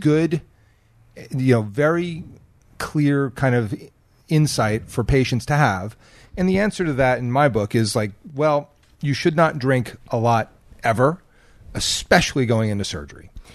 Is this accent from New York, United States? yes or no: no; New Jersey, United States; now in California, United States; I'm from Jersey